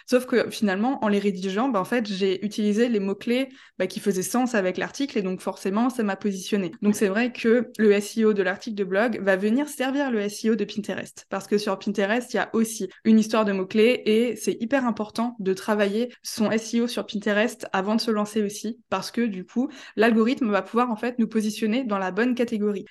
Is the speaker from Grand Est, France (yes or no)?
yes; Strasbourg, Grand Est, France; Je viens de Strasbourg